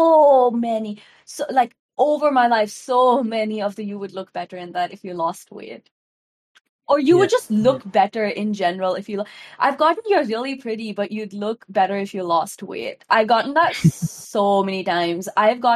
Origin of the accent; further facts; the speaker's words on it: India; I am an Indian woman